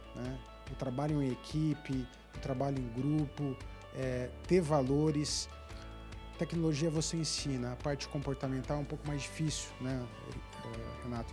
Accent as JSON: {"language": "Portuguese", "country": "Brazil", "said": "sendo brasileiro"}